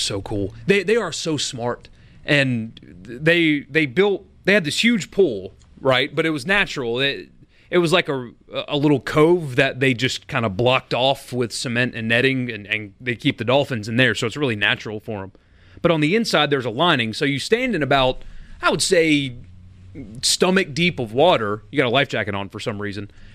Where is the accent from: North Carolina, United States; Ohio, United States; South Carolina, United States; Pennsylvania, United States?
South Carolina, United States; now in Mississippi, United States; Mississippi has become my home, but it, it's not where I grew up. It wasn't my home state. It's South Carolina